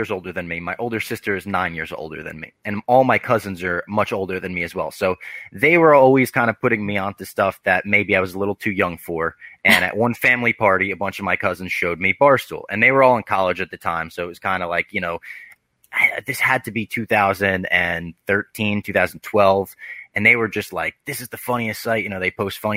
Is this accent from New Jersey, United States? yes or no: yes; New Jersey, United States; now in New York, United States; I grew up in New Jersey